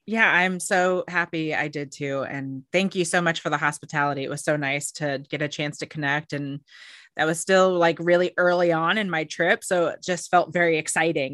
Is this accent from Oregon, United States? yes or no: yes; Oregon, United States; now in Seattle, United States; I'm not from here. I grew up in Oregon